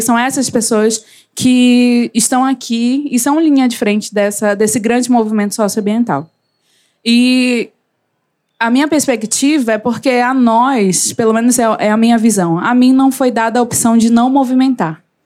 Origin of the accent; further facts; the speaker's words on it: Belém, Pará, Brazil; eu sou de Belém do Pará, mas adoro dizer que eu sou de Coraci. Podem pesquisar, é Icoaraci